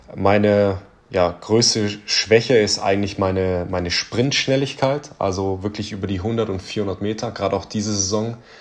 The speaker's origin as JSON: {"language": "German", "region": "Southern Germany", "country": "Germany", "also_born_or_lived": "Ulm", "said": "ich komme ja aus Süddeutschland, also ich lebe in Ulm, 100 Kilometer von München entfernt"}